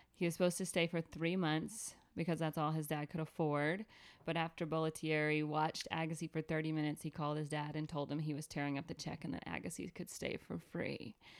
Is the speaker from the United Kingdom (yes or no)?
no; Atlanta, Georgia, United States; I grew up in Atlanta